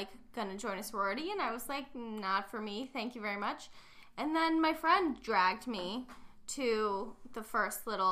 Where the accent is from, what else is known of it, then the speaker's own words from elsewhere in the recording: Kent, Ohio, United States; I'm from Kent, but I didn't go to Kent